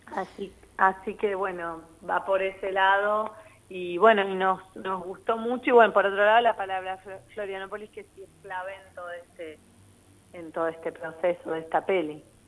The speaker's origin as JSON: {"language": "Spanish", "country": "Argentina", "said": "yo, que soy argentina"}